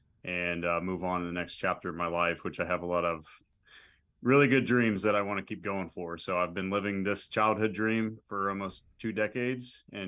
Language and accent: English; Pittsburgh, Pennsylvania, United States; I'll be 35 next month, and I'm originally from Pittsburgh, Pennsylvania.